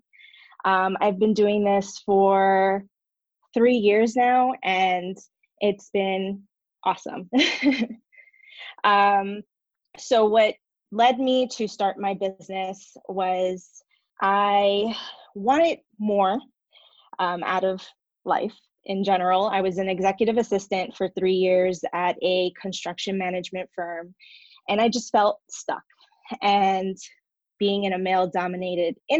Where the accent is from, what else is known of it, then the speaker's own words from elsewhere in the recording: New Jersey, United States; moved away as an adult; now in San Diego, United States; I am originally from New Jersey